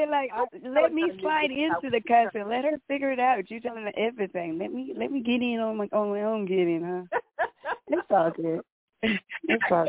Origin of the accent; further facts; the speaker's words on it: Oakland, California, United States; now in Las Vegas, United States; I'm from Oakland, but I live in Vegas.